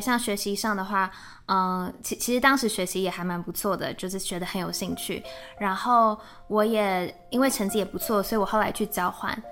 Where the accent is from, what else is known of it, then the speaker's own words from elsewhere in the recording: Taiwan; moved away as an adult; now in Germany; 我是在台湾念书长大，嗯。然后也在台湾工作，所以之前是正大毕业的。那在正大的时候是先念了中文系，后来转广告系